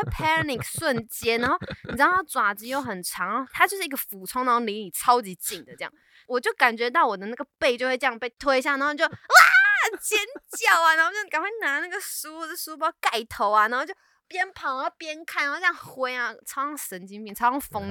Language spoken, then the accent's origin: Chinese; Taiwan; moved away as an adult; now in Canada; 我是台湾人